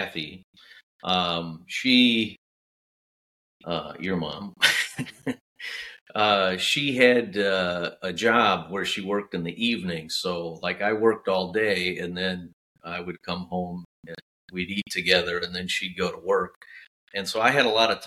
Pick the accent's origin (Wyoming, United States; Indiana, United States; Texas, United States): Indiana, United States; Valparaiso; my hometown had a technical school that was right there. So it was an easy transition from high school into Valparaiso Technical Institute, Valpo, Indiana